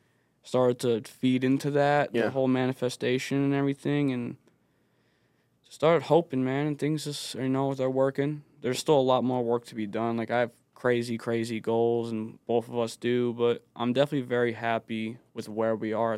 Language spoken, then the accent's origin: English; Bristol, Rhode Island, United States; So I grew up in Bristol with my father.